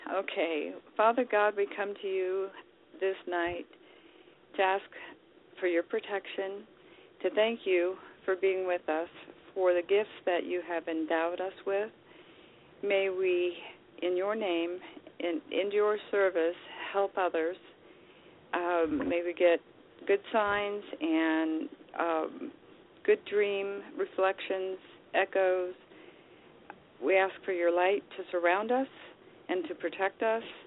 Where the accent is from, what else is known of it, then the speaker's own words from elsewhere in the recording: Indiana, United States; I'm from Indiana